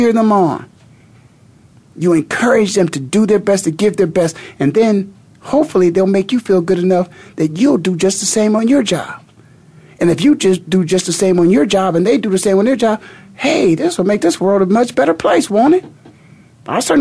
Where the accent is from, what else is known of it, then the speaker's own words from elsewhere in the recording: Canton, Ohio, United States; now in Phoenix, United States; My hometown. The Hall of Fame city, Canton, Ohio.